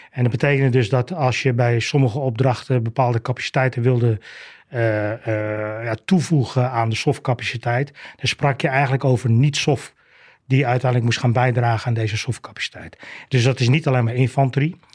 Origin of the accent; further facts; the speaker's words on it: Aruba; born there; Ik ben, ik ben zelf op Aruba geboren, maar dat kwam eigenlijk doordat mijn vader ook marinier was.